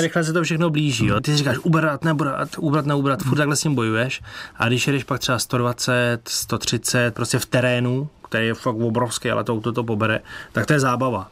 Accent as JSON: {"language": "Czech", "country": "Czechia", "said": "Z Čech"}